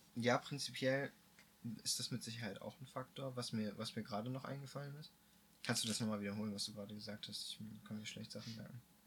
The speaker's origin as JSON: {"language": "German", "country": "Germany", "said": "als Deutscher"}